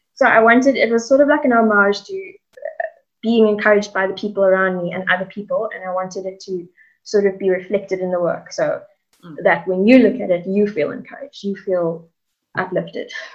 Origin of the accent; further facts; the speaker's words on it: Cape Town, Western Cape, South Africa; also born or lived in Hout Bay; I'm originally from Cape Town, born and bred